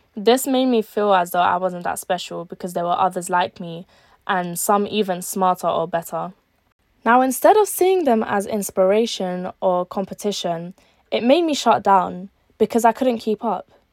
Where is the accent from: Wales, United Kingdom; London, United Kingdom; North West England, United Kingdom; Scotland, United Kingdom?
London, United Kingdom; also born or lived in Algeria; I was born in Algeria, but I was raised in East London for my whole life